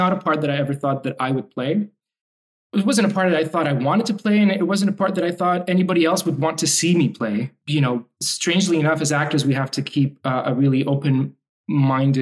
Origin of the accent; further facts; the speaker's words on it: Montreal, Quebec, Canada; English is a second language; also born or lived in Lebanon; I was born in Lebanon, and we moved to Montreal when I was five at the tail end of the Civil War in Lebanon